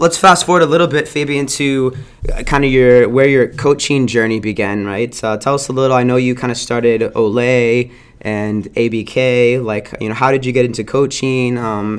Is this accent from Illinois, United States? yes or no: no; South Florida, United States; I grew up in South Florida.